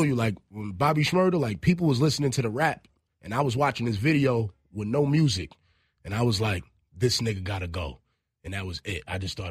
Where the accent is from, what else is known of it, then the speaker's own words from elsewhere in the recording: East Coast, United States; as a kid growing up on the East Coast and being a … fan, I just naturally didn't like …